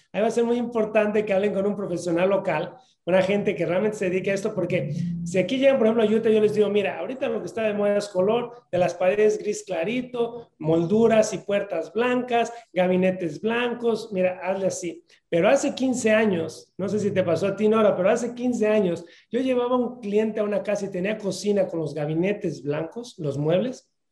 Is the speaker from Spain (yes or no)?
no; Mexico; moved away; yo vengo de México y normalmente no confiamos en la gente